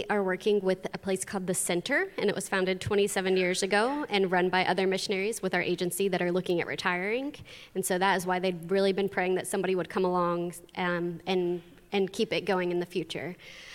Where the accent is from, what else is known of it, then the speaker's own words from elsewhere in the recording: United States; moved away as an adult; also born or lived in Honduras; I grew up here and started to go to youth group here